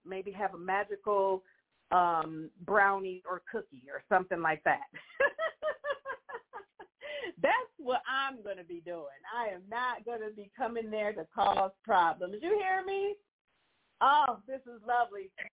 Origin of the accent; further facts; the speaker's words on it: United States; And they would know that I'm American, too, and I don't speak patois.